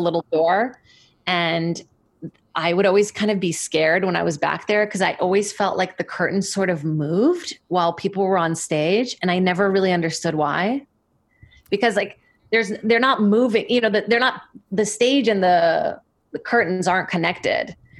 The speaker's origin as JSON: {"language": "English", "region": "São Paulo", "country": "Brazil", "tie": "born or raised there", "moved": "yes", "said": "I grew up in Brazil, in São Paulo"}